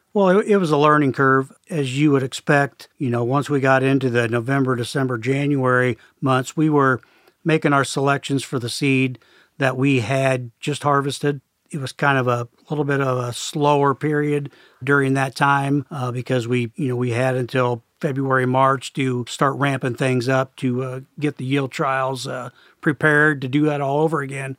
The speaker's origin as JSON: {"language": "English", "town": "Perry", "region": "Iowa", "country": "United States", "tie": "born or raised there", "said": "I grew up in Perry, Iowa, just a small town, about fifteen miles north of our main corporate office."}